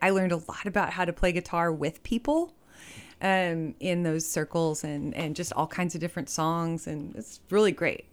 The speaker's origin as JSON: {"language": "English", "town": "Fort Worth", "region": "Texas", "country": "United States", "tie": "born or raised there", "moved": "as an adult", "said": "I was raised in Fort Worth"}